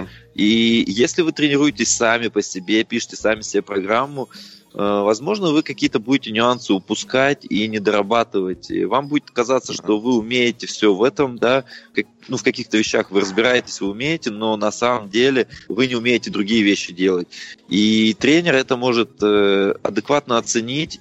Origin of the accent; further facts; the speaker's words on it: Russia; Родился в России